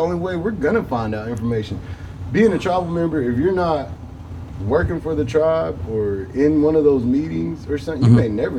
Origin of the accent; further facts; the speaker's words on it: Anadarko, Oklahoma, United States; growing up in Anadarko, there ain't shit to do.